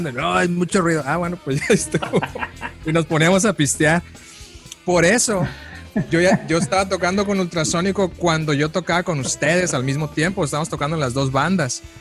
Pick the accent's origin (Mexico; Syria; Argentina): Mexico; now in United States; cuando me vine de, de México para Estados Unidos, este, esa era mi preocupación más grande, ¿no?